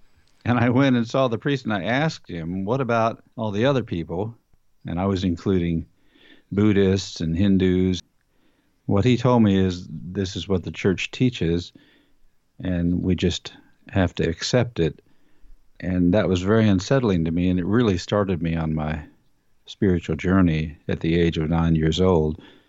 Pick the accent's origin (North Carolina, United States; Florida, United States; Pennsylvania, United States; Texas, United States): Texas, United States; Ingleside; also born or lived in Corpus Christi, Texas; I was born in Corpus Christi, Texas, and I grew up in a little town called Ingleside, which is a little bit north of Corpus Christi, about 2,000 population. My dad was Catholic, and we went to church every Sunday, and I went to catechism. My mother was Episcopalian.